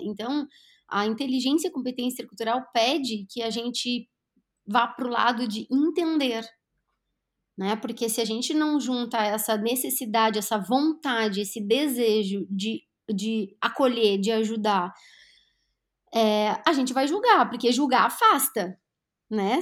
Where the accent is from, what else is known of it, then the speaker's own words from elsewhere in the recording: Brazil; also born or lived in Lagoa Vermelha, Rio Grande do Sul; enquanto brasileira